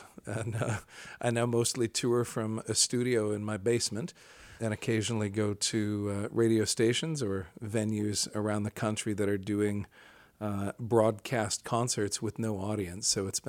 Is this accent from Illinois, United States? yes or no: yes; Rockford, Illinois, United States; moved away as an adult; also born or lived in Decatur, Illinois / Seattle; I grew up in Rockford, Illinois, and then I went to Millikan University down in Decatur, Illinois.